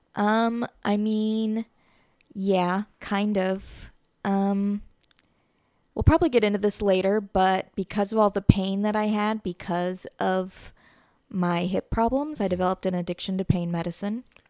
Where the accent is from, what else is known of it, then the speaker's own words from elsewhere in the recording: Griffith, Indiana, United States; also born or lived in Munster, Indiana / Lowell, Indiana; I was born in Munster. I grew up in Griffith